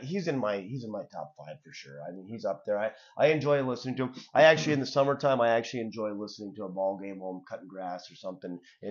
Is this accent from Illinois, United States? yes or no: no; Hubbell, Michigan, United States; So when we were growing up in Hubble, we had a lot of kids in Hubble, right?